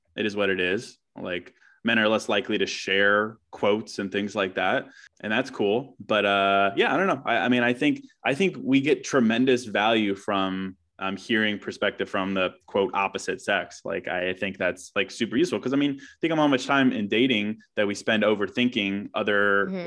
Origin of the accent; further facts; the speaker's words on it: Charlottesville, Virginia, United States; now in Chicago, United States; I was born in Chicago, but moved to Virginia when I was like two. So I grew up in Charlottesville, Virginia, but now I'm back here.